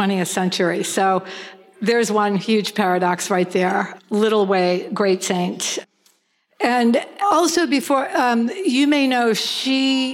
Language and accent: English; New England, United States; moved away; also born or lived in Los Angeles; I come from New England. People are kind of like sarcastic and a little bit cynical